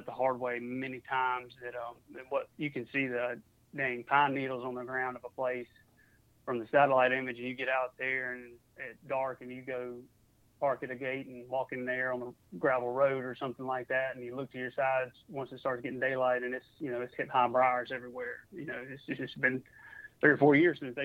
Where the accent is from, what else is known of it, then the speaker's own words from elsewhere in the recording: Mississippi, United States; also born or lived in New Orleans; now in Georgia, United States; I was in Mississippi a couple years ago. And I wasn't around my hometown